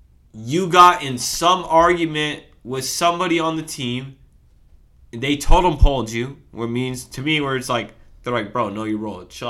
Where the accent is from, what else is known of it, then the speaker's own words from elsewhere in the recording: Long Beach, California, United States; I'm an LA guy. Like I'm from LA. Like Russ is from LA. Like I'm from Long Beach.